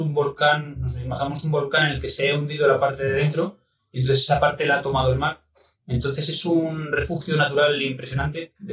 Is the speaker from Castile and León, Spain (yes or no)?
yes; Zamora, Castile and León, Spain; siempre que por temas de trabajo me toca pasar la Semana Santa fuera de, España y de Zamora, pues eh, es un, pequeño dolor en el corazón.